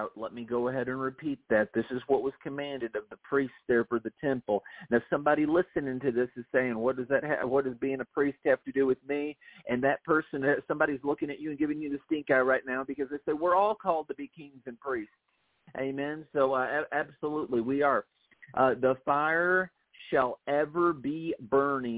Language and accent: English; Toledo, Ohio, United States; now in Tennessee, United States; I grew up in Toledo, Ohio